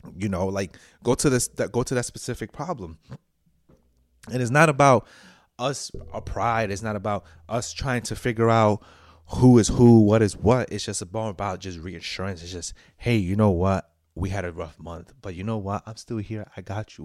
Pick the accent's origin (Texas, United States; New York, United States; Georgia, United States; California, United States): New York, United States; I'm a New Yorker